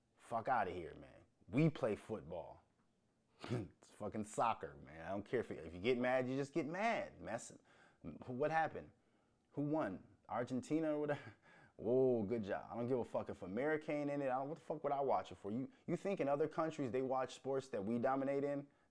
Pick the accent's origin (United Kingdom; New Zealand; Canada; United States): United States; also born or lived in Minnesota; the American in me